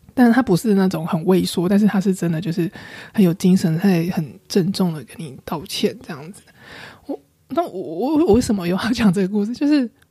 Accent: Taiwan; 我从台湾来啊

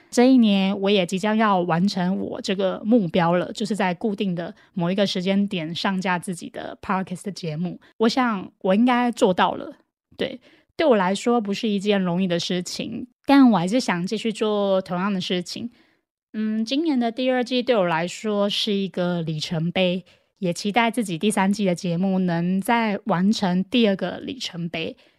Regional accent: Taiwan; 我也很感恩我是台湾人

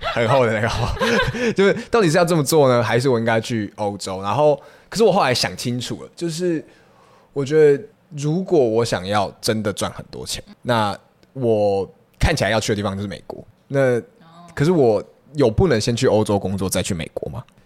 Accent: Taiwan; also born or lived in Kaohsiung / Taipei; 我就在这里长大

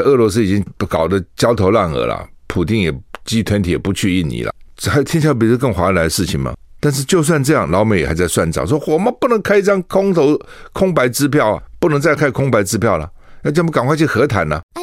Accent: Taiwan; 我们。台湾人的眼睛都很不好

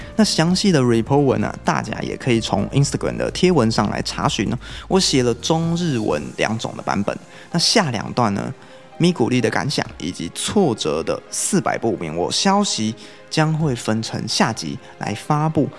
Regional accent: Taiwan; 我是台湾的炫音粉丝

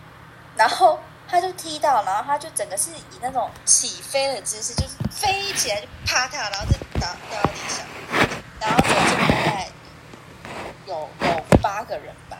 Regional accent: Taiwan; 我们台湾人没有吃那么重，然后我们就会跟他说盐巴放少一点

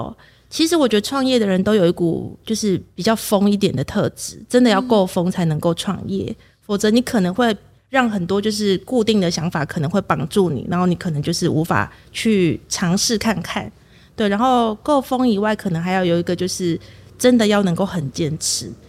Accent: Kaohsiung, Taiwan; now in Chiayi, Taiwan; 其实我不是嘉义人。哦，我是高雄人，

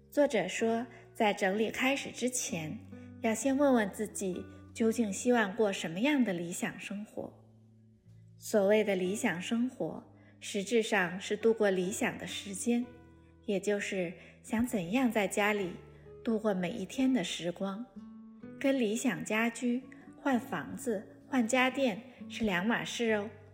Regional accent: Inner Mongolia, China; now in Beijing, China; 我是来自中国内蒙古

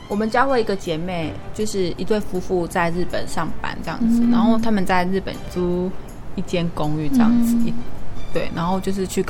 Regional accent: Taiwan; 然后就是因为要回来考试，就是三月初，所以我才就是回到台湾这样子。

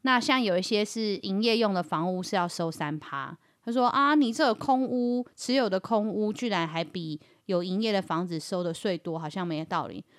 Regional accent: Yilan County, Taiwan; 我们宜兰人真的都买不起，租不起

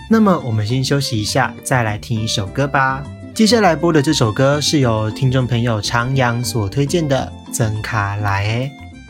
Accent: Tainan, Taiwan; 我本身是台南人，然后我在台南读书嘛

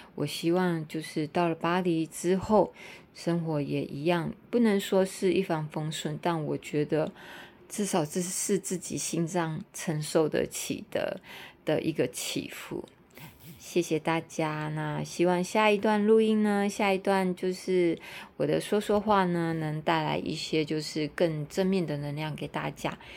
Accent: Tainan, Taiwan; also born or lived in Hong Kong / Singapore / Taipei / Taichung; 我其实在台南也住很久了，我是台南人，但我在很多国家跟很多城市都居住过

